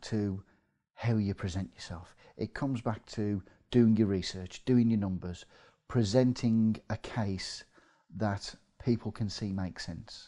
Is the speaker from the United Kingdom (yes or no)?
yes; Midlands, United Kingdom; accent: Midlands; moved away as an adult; now in North East England, United Kingdom; you can probably tell from my accent, I'm from the Midlands